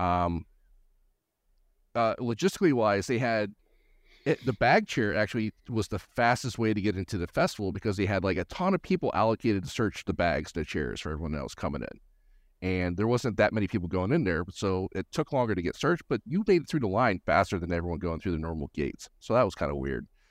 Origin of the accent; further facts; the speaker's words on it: Gallatin, Tennessee, United States; I'm just north Nashville, up in, uh, Gallatin, Tennessee